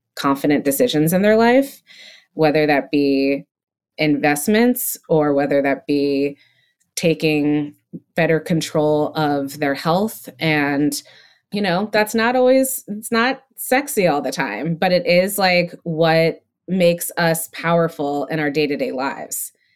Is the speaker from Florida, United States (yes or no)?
no; Connecticut, United States; also born or lived in Massachusetts; I grew up in Massachusetts, raised in Connecticut